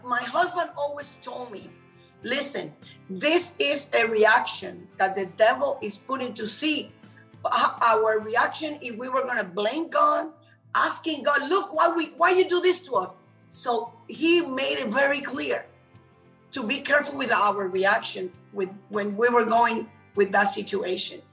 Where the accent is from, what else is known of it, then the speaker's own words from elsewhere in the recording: Puerto Rico; moved away as an adult; also born or lived in Cuba; now in Miami, United States; I came to United States because I was raised in Puerto Rico